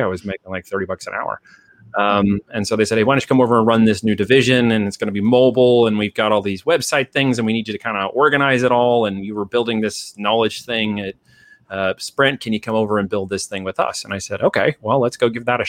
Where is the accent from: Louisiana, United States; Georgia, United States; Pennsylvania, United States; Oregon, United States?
Oregon, United States; moved away as an adult; also born or lived in Iowa; went all state in Oregon, and then got picked up by a little university, a liberal arts university out of Iowa. So I moved from Oregon to Iowa right after I left high school.